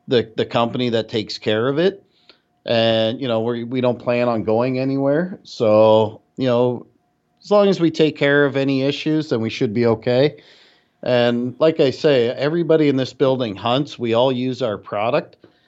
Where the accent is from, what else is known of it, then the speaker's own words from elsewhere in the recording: Canada; No. I'm Canadian, so I can say it.